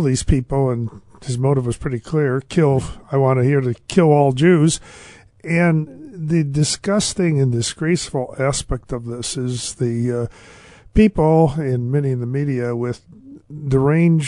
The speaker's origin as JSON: {"language": "English", "country": "United States", "said": "I'm an American Jew"}